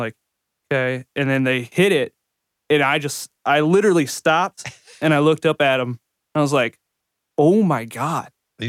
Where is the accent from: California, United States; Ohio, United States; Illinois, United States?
Ohio, United States; moved away; I'm from Ohio and I was in a band up there